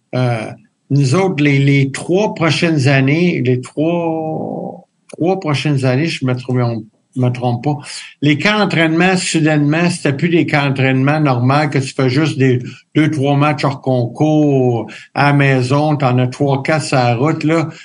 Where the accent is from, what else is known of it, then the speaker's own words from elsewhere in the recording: Quebec, Canada; now in Los Angeles, United States; quand on est québécois